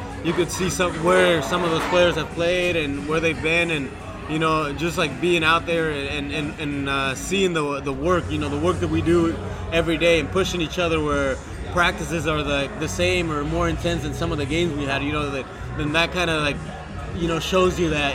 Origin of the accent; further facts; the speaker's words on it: Washington, United States; moved away as an adult; also born or lived in Colorado / Oklahoma; now in Miami, United States; I'm from Washington State